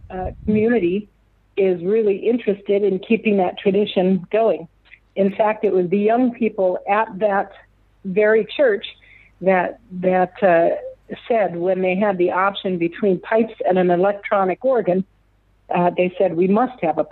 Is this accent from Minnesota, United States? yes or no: yes; Lakefield, Minnesota, United States; now in Omaha, United States; growing up in Minnesota, in the northern part of the United States